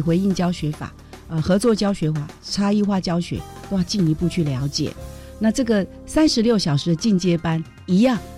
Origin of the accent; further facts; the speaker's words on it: Taiwan; 我们台湾，比如说我闽南人说，老赵